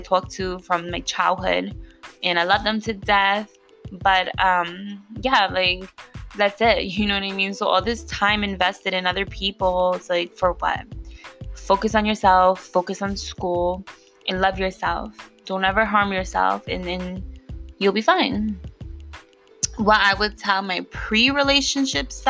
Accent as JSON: {"language": "English", "region": "New York", "country": "United States", "tie": "born or raised there", "said": "if you grew up where I grew up in New York"}